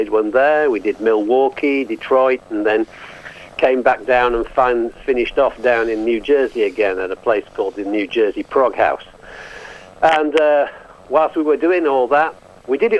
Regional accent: England, United Kingdom; now in Yorkshire, United Kingdom; I'm from England, and I'm calling from Yorkshire, just north of Leeds

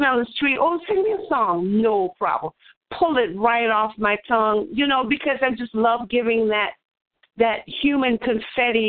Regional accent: Charleston, United States; I was born in Charleston

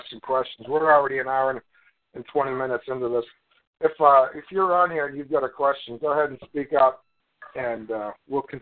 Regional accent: Melbourne, Victoria, Australia; Where I'm from Australia, Melbourne. From Melbourne, Australia

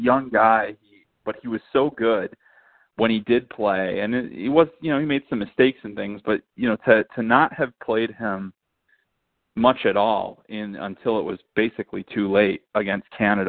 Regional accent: United States; cause obviously I'm American

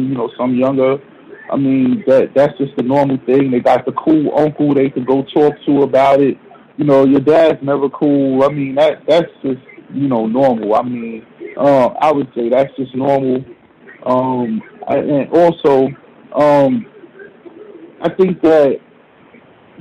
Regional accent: New Jersey, United States; moved away as an adult; now in Harlem, New York, United States; where I grew up in Jersey

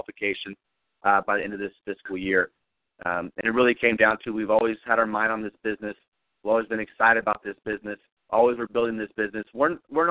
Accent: California, United States; moved away as an adult; also born or lived in Kansas City area; I'm originally from California, and I came out to basically the Kansas City area on a full football scholarship.

